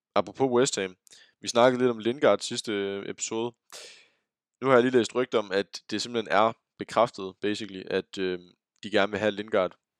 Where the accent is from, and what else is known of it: Denmark